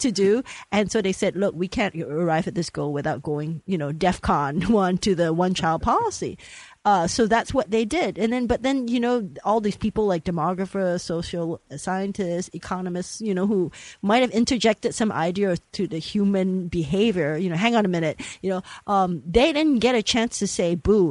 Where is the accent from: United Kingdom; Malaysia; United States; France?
Malaysia; I grew up in Malaysia but we cling to the old ways